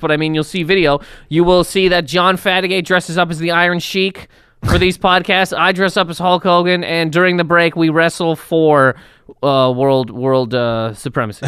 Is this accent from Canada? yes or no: yes; Canada; I'm a Canadian human being